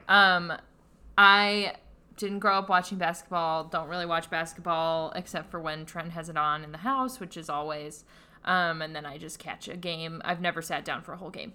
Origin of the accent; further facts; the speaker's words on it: Pittsburgh, Pennsylvania, United States; I'm from Pittsburgh